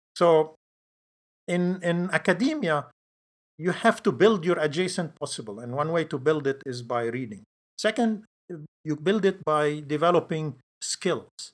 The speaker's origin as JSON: {"language": "English", "country": "Lebanon", "tie": "born or raised there", "moved": "as an adult", "said": "I grew up in Lebanon, and so I went to medical school there."}